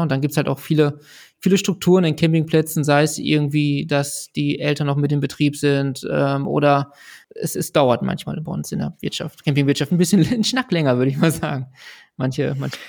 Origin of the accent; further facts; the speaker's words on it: Ruhr area, North Rhine-Westphalia, Germany; Ich selber bin auch im, im Ruhrgebiet geboren, groß geworden